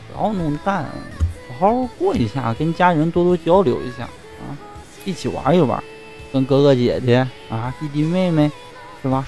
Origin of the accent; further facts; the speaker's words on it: Songyuan, Jilin, China; moved away; 我们丰原这边